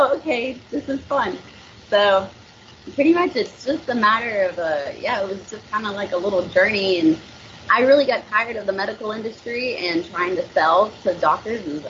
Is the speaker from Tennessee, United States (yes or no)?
yes; Nashville, Tennessee, United States; accent: twang; moved away as an adult; now in Naples, United States; I was born and raised in Nashville